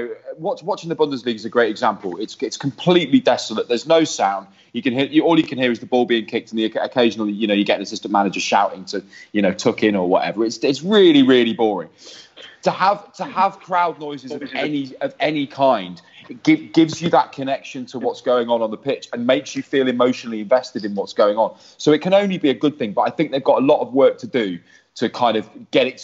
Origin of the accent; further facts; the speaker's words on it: Midlands, United Kingdom; I come from the Midlands myself